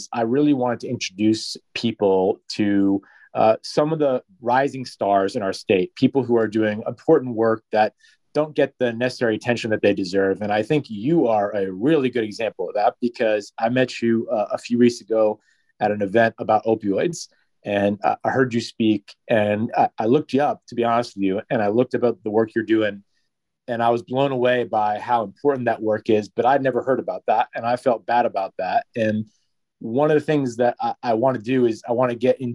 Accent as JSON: {"language": "English", "town": "Guilford", "region": "Connecticut", "country": "United States", "tie": "born or raised there", "said": "my family's originally from New Haven, but I grew up in Guilford."}